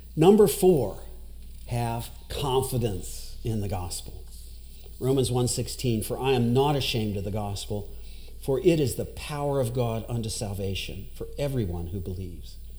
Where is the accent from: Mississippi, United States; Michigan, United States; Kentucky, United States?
Kentucky, United States; Owensboro; also born or lived in Iraq / Dubai; now in Louisville, United States; I'm from Owensboro originally.